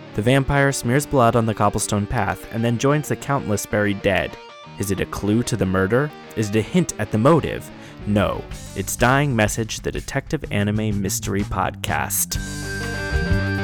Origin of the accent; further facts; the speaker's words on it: Atlanta, Georgia, United States; I'm from Atlanta